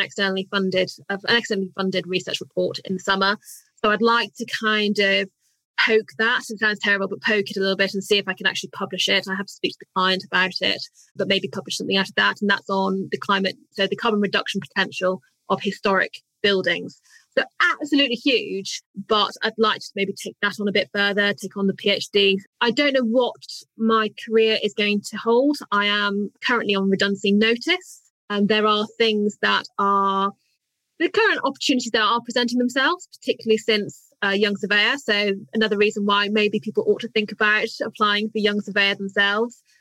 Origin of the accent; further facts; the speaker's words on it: United Kingdom; as British, we're great